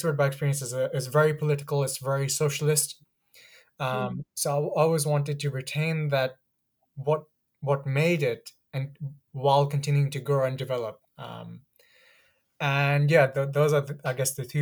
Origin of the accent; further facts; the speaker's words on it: Ilford, London, United Kingdom; also born or lived in Pakistan; I grew up in Ilford